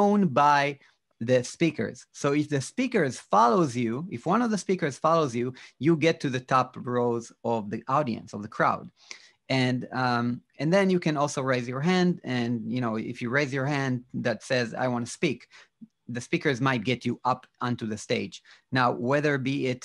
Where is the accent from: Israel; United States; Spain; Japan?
Israel; I'm from Israel